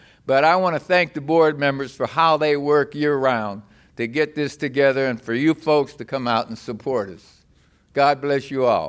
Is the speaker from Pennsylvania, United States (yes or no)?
yes; Beaver Falls, Pennsylvania, United States; I am from Beaver Falls, Pennsylvania, in this Beaver Valley, this community.